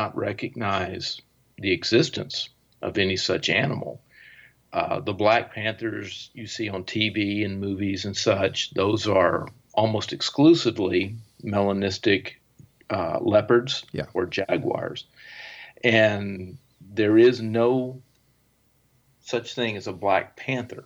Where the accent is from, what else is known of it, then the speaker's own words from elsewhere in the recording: East Texas, United States; I grew up in East Texas, where it's heavily wooded, you know, the Piney Woods region of Texas.